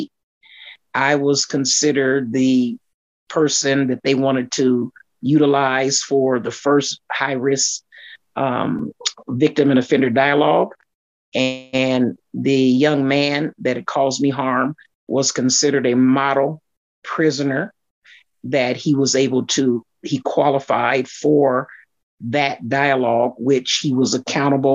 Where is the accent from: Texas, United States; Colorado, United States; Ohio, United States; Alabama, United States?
Colorado, United States; Aurora; I grew up in Aurora, lived in Aurora. When I was an adult, I still remained in Aurora, Colorado